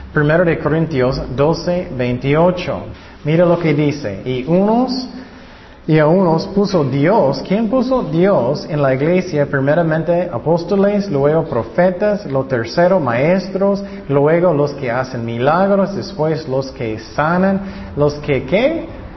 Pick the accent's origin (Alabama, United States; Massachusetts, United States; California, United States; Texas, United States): California, United States; yo nací en California